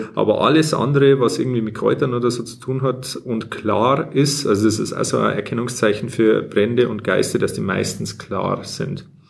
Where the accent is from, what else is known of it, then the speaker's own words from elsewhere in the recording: Bavaria, Germany; accent: Bavarian; wir eigentlich beide aus Bayern sind und eigentlich normalerweise auch bayerisch reden